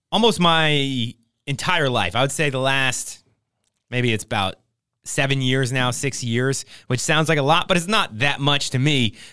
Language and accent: English; New Jersey, United States; Like um, growing up in New Jersey, I guess I kind of took it for granted. But then after I'd moved away to California for a while and then went back with my wife